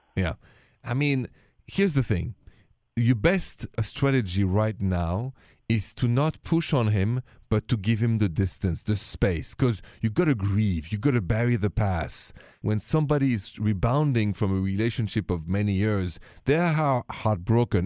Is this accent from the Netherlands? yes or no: no; Paris, Île-de-France, France; accent: French; moved away; I'm from Paris